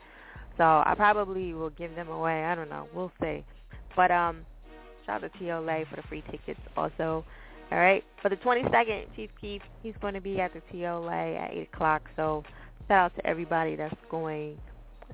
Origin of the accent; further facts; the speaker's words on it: New Jersey, United States; I'm from Jersey, so I speak really crazy.